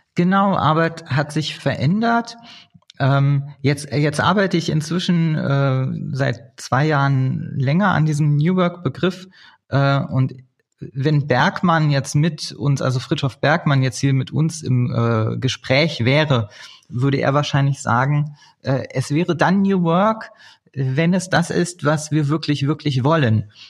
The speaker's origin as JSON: {"language": "German", "region": "Berlin", "country": "Germany", "tie": "born or raised there", "said": "gebürtige Berliner"}